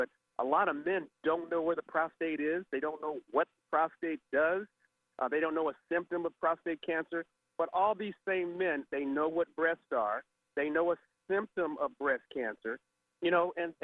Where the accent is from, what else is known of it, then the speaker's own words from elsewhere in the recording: Southern California, United States; I grew up in Southern California